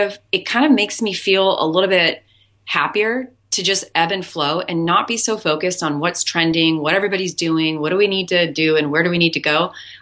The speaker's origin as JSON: {"language": "English", "region": "Hawaii", "country": "United States", "said": "I'm Hawaiian. My father was German, Scottish, and a little bit of Seminole Indian."}